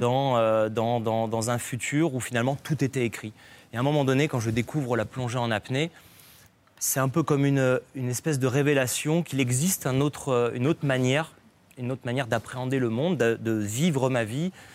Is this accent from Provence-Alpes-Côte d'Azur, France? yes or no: yes; Nice, Provence-Alpes-Côte d'Azur, France; j'ai grandi à Nice